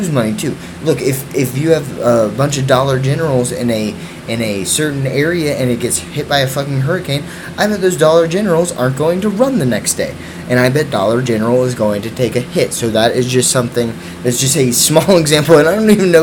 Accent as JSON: {"language": "English", "town": "Houston", "region": "Texas", "country": "United States", "tie": "born or raised there", "said": "My hometown of Houston, Texas"}